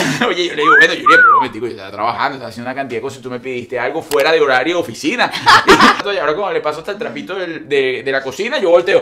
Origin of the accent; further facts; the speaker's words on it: Venezuela; moved away as an adult; Venezuela la extraño muchísimo, muchísimo